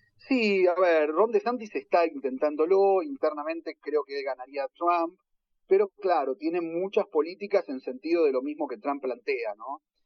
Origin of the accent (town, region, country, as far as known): Argentina; now in United States